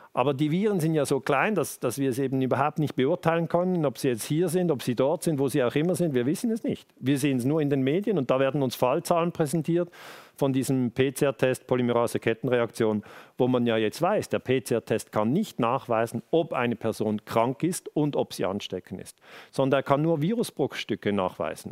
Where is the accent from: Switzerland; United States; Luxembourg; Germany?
Switzerland; wir sind hier in der Schweiz, ich bin in der Schweiz geboren